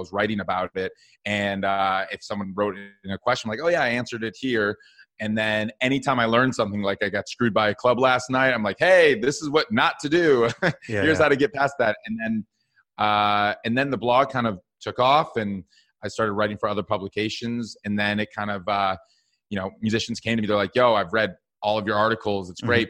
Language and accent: English; Madison, Wisconsin, United States; Yeah, so I grew up in Madison, Wisconsin, but I actually moved to Minneapolis Music Hub, where Prince is from, for school.